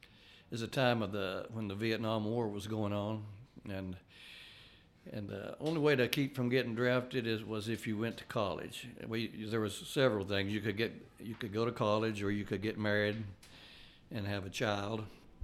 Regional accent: Tracy City, Tennessee, United States; and so as I grew up in Grundy County and Tracy City.

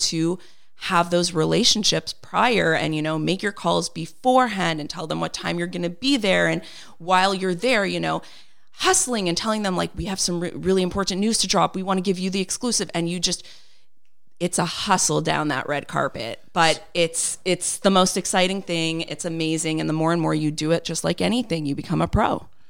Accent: Montreal, Quebec, Canada; I was born and raised here in Montreal

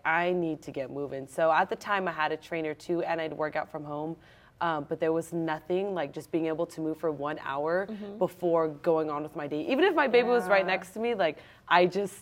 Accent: San Jose, California, United States; I'm born and raised in San Jose

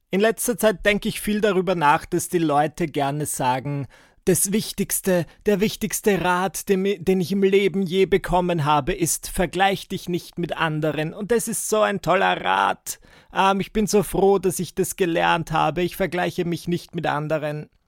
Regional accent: Müllendorf, Burgenland, Austria; Also ich bin aus Müllendorf im Burgenland und die Anna ist aus Mörbisch.

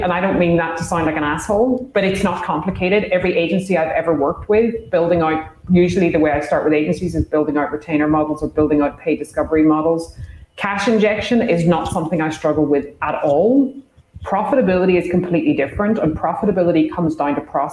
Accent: Ireland; I'm Irish

